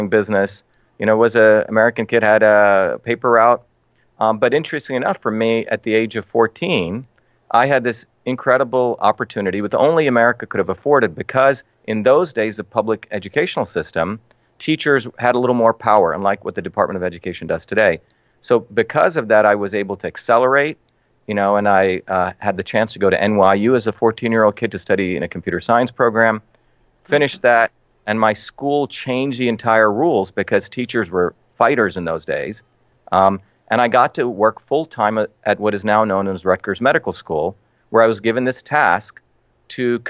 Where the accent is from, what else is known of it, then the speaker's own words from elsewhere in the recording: Mumbai, Maharashtra, India; also born or lived in South India (village); now in United States; I grew up in India, in a city called Bombay